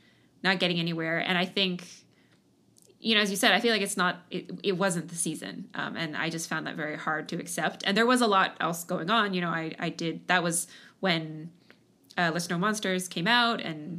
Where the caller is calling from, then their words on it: Seattle, Washington, United States; I'm at home in Seattle.